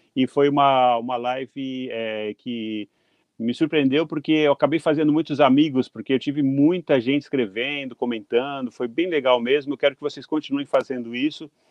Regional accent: Brazil; moved away as an adult; now in Japan; depois que eu saí do Brasil

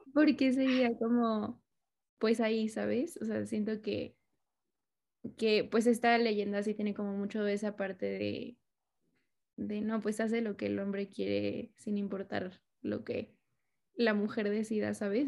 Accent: Mexico City, Mexico; soy chilanga

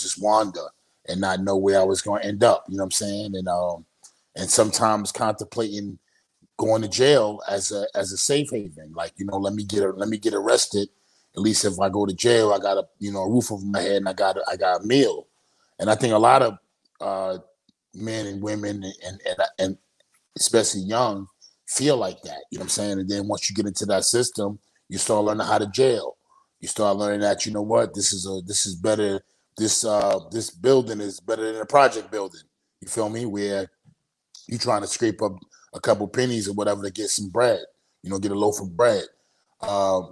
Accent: New York City, New York, United States; I'm originally from Brownsville, Brooklyn, New York

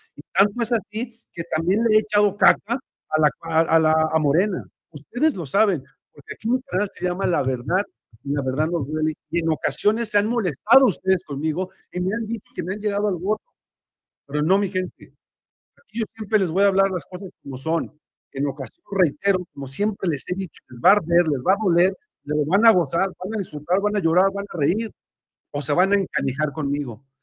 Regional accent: Mexico; nosotros como mexicanos

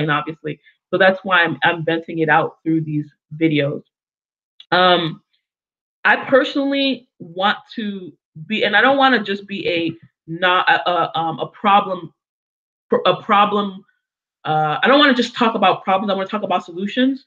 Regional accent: United States; also born or lived in Africa; I grew up in America predominantly

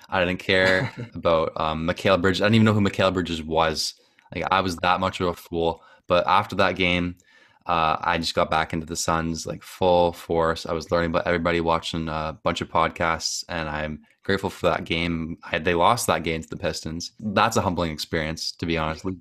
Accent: Canada; I'm from Canada

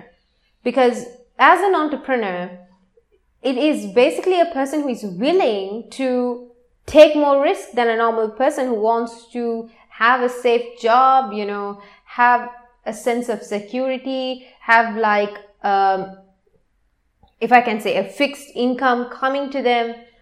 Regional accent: Sri Lanka; I am from Sri Lanka

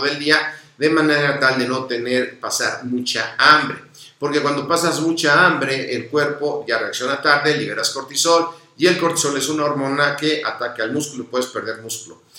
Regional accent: Mexico

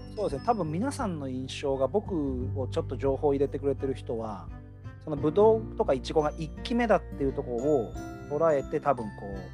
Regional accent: Fuji, Shizuoka, Japan; 僕富士宮っていうより富士市出身なんですけど

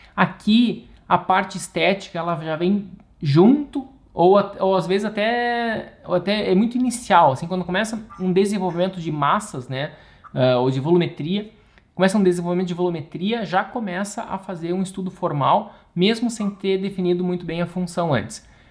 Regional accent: Rio Grande do Sul, Brazil; moved away as an adult; also born or lived in Italy / England; sou arquiteto, sou gaúcho

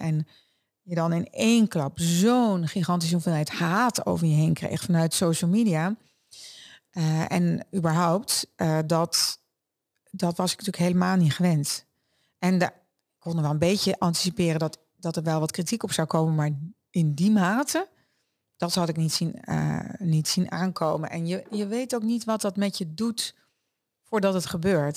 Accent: Netherlands; also born or lived in Germany; ik uit een Duits gezin kwam en als kind in Nederland kwam wonen

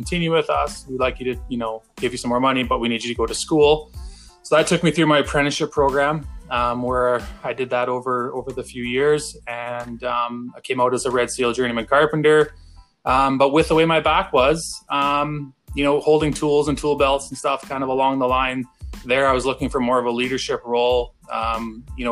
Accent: Chemainus, British Columbia, Canada; also born or lived in Texas; now in Calgary, Canada; I grew up in a small town on Vancouver Island in British Columbia, a little town called Chemainus

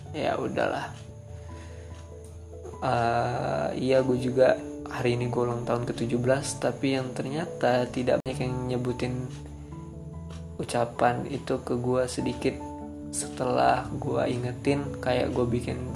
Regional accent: Pekanbaru, Riau, Indonesia; born there; Gue lahir di Pekanbaru tanggal 2 April

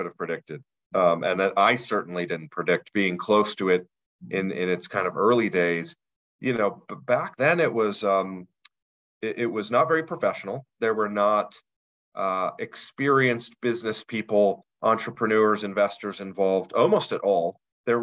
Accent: Denver, Colorado, United States; I'm actually from the Denver area

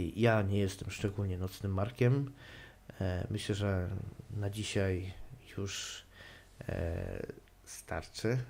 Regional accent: Silesian Voivodeship, Poland; ja też nie pochodzę z najbardziej śląskiego Śląska

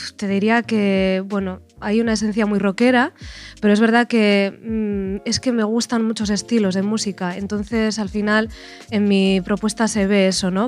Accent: Bilbao, Basque Country, Spain; soy de Bilbao

